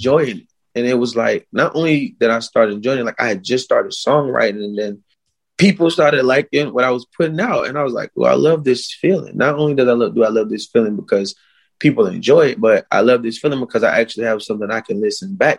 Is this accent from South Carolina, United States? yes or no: yes; Hemingway, South Carolina, United States; my school in Hemingway, growing up in Hemingway